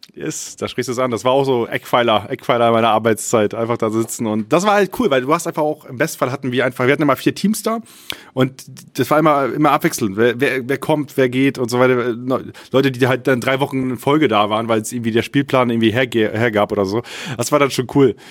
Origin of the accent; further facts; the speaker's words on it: Friesland, Lower Saxony, Germany; ich komme aus Friesland gebürtig